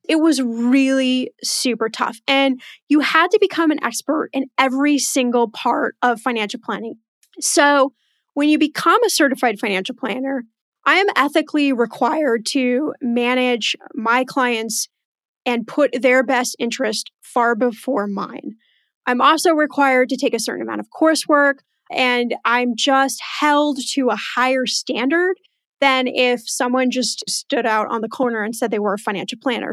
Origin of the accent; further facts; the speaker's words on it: Los Angeles, California, United States; also born or lived in Indiana / Houston, Texas; I actually was born in the Midwest in Indiana, and then I left there about two years old, and then went to Houston, Texas for about seven years, and then the rest of the time has been in Los Angeles